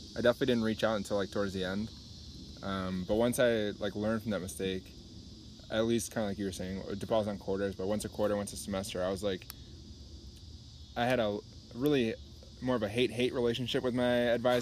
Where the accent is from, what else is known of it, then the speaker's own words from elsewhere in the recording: Illinois, United States; we're from Illinois